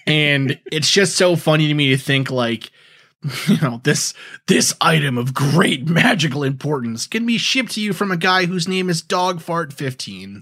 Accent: New York, United States; now in New England, United States; growing up in New York

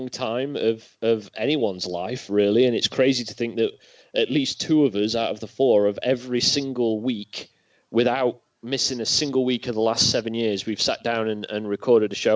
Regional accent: Midlands, United Kingdom; I'm from the Midlands. I'm not from the North.

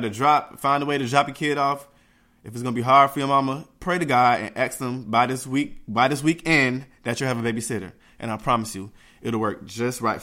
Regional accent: Jamaica; I'm Jamaican

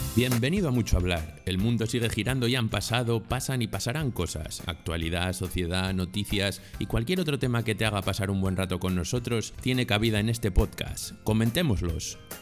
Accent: Spain; porque soy español

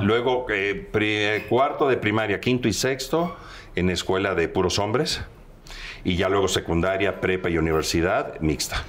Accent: Veracruz, Mexico; moved away; yo soy oriundo de Veracruz, del puerto

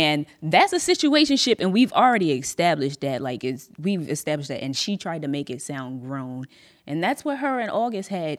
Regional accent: Atlantic City, New Jersey, United States; also born or lived in Mays Landing / Galloway / Millville; now in Sicklerville, United States; I was born in Atlantic City

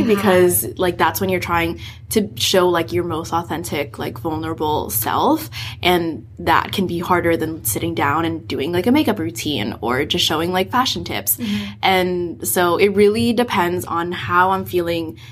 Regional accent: San Francisco, California, United States; now in Vancouver, Canada; I grew up in San Francisco

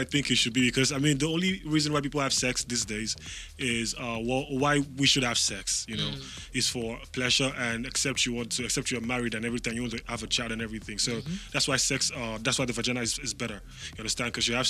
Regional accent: Nigeria; Because as a Nigerian, what you're used to learning growing up, or the morals, everything is, you know, this is the way things should be.

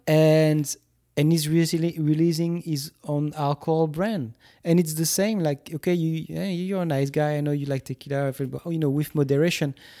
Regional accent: France; moved away as an adult; now in United States; when I grew up in France and still to this day, because I was a teacher in France

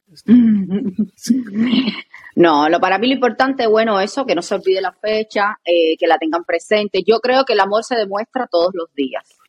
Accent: Cuba; en mi país a las personas no les gusta decir el nombre con el apellido

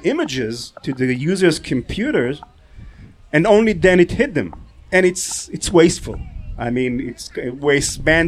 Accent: Israel; I'm from Israel.

